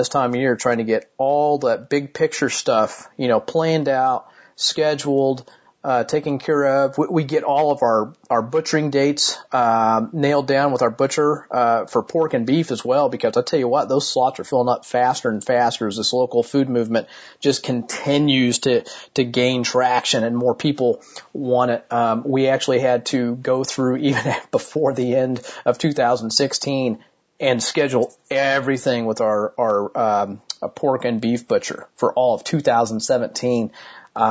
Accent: Martinsville, Indiana, United States; here in my hometown of Martinsville, Indiana

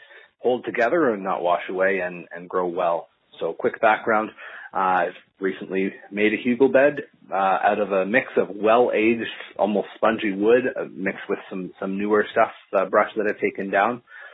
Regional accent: Ontario, Canada; I'm from Ontario, Canada

